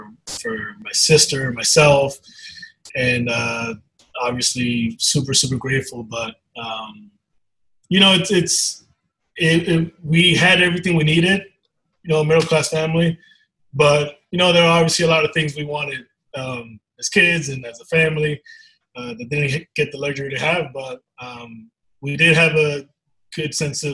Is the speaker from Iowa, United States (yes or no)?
no; New York, United States; also born or lived in Dominican Republic; I was born in the Dominican, but my mom and I came over when I was one. So, like I said, all my life I grew up in New York